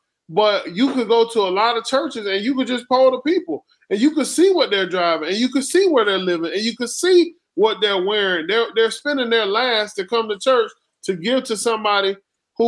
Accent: the South, United States; I grew up in the South

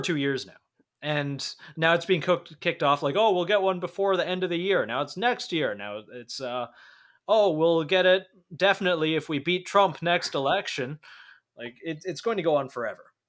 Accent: Canada; as a Canadian citizen

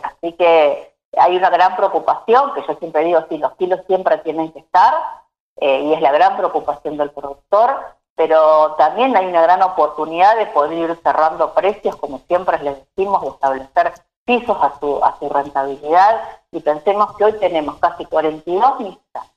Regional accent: Bigand, Santa Fe, Argentina; now in Junín, Argentina; nací en Vigán, un pueblo, digamos, que corre por las venas el espíritu cooperativo

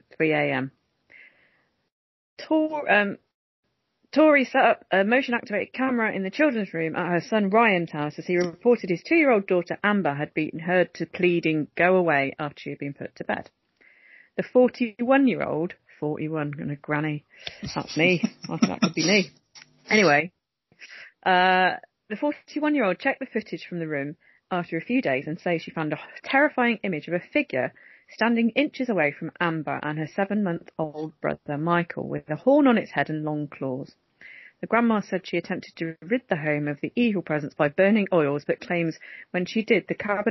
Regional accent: Coventry, West Midlands, United Kingdom; now in Earlsdon, Coventry, United Kingdom; born and brought up there, thank you very much. I'm from Holbrooks

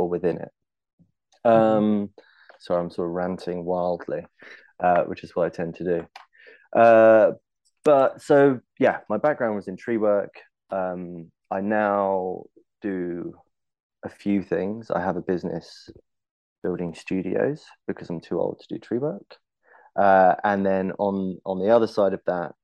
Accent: London, United Kingdom; growing up in London

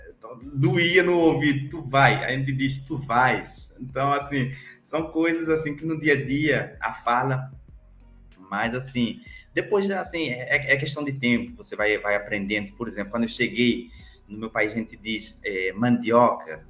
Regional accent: Cape Verde; now in Brazil; Eu sou cabo-verdiano, africano, que atravessou o Atlântico e que foi acolhido por esse país fantástico que eu amo muito, que é meu, o Brasil

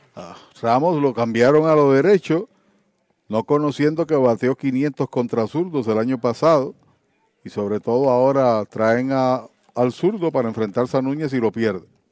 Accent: Arecibo, Puerto Rico; en casa, en mi pueblo

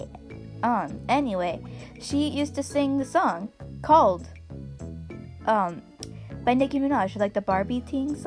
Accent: Midwest, United States; We're from the Midwest, and we say ope

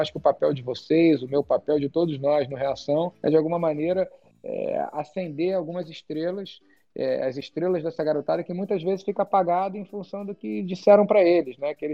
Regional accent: Brazil; also born or lived in England / United States; Eu cresci com uma vida meio de nômade. Eu nasci na Inglaterra, meu pai na época estava estava fazendo doutorado em física nuclear, vim para o Brasil com dois anos. Depois dos 9 aos 11 eu morei fora de novo

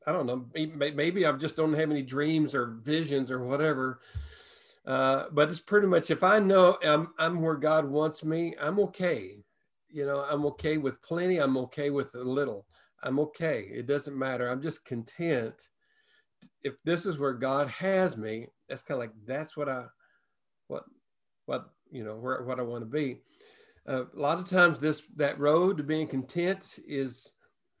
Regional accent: the Bible Belt, United States; moved away as an adult; also born or lived in Washington State / San Francisco area; we grew up in the Bible Belt, lived in the Bible Belt, but we left the Bible Belt and moved to the West Coast

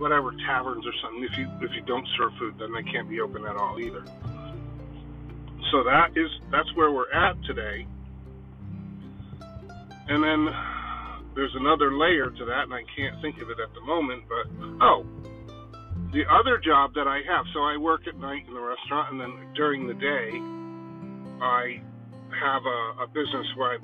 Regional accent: Connecticut, United States; I'm from Connecticut, so if you don't know Connecticut is one of the richest states

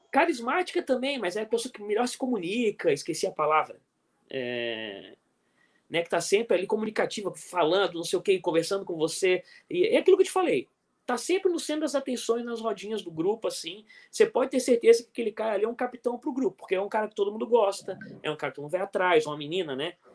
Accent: Brazil; eu sou do Brasil

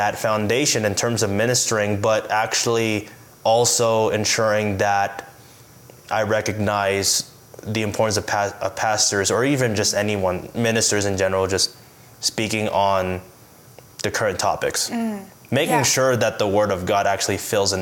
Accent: Maryland, United States; now in Woodland Park, United States; I am originally from Maryland

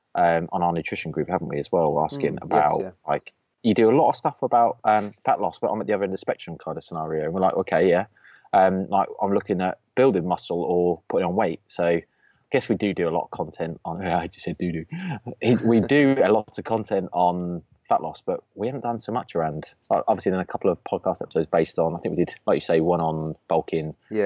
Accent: Norwich, East of England, United Kingdom; we're from Norwich.

